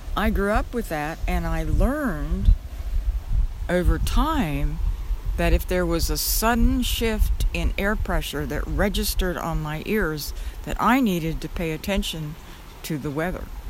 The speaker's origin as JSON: {"language": "English", "region": "Oklahoma", "country": "United States", "tie": "born or raised there", "said": "I grew up in Oklahoma in an area that had a lot of tornadoes"}